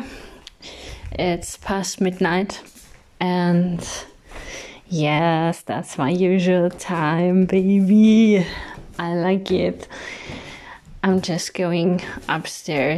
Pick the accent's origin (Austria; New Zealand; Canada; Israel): Austria; English is a second language; also born or lived in Spain / Switzerland; born and raised in Austria, but not solely in Austria. I also live part-time in Spain and Switzerland, so I grew up pretty international.